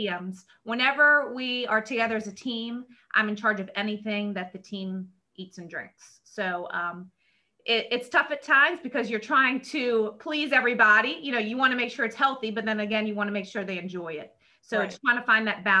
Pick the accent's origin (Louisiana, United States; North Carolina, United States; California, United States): Louisiana, United States; New Orleans; I'm back in my hometown because I'm from New Orleans